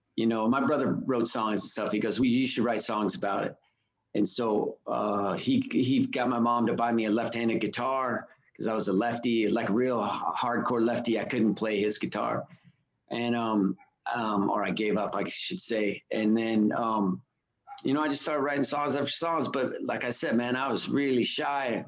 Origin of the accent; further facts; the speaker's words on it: Reno, Nevada, United States; I grew up in in Reno